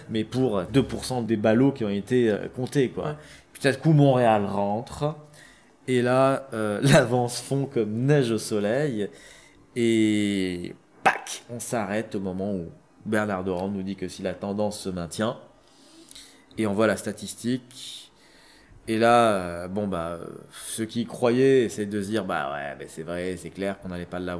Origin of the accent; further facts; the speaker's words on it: Algeria; moi, je suis algérien, issu d'une guerre.